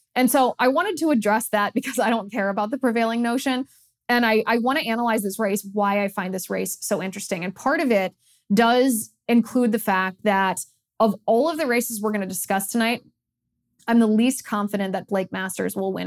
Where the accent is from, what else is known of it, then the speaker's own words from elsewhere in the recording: Ohio, United States; moved away; also born or lived in California; my home state of Ohio